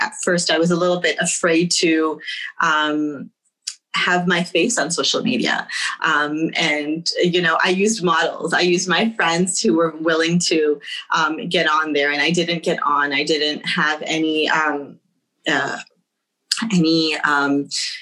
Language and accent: English; United States; Second generation Muslims, we have to look a little bit further and say, okay, we're here, we're American now